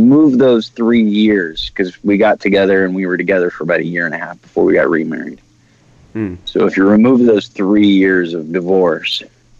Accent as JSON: {"language": "English", "country": "Ireland", "said": "I'm Irish. You'll never hear those words string together out of my mouth."}